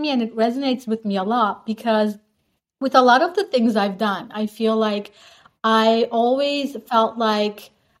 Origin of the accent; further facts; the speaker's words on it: Turkey; moved away; also born or lived in Netherlands; So I'm actually from Turkey, but I basically lived more than half my life in the Netherlands.